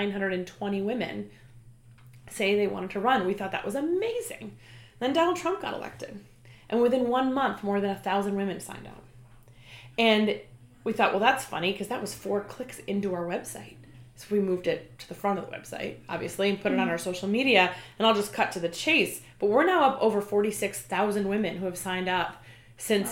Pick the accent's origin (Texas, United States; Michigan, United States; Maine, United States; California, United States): Maine, United States; my home state of Maine, which I'm very proud